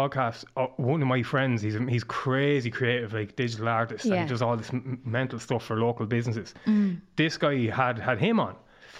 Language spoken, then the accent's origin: English; Killenard, Leinster, Ireland; So I grew up in Killinarve, which is a small village.